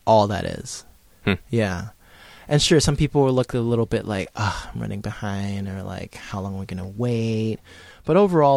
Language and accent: English; United States; I am Asian American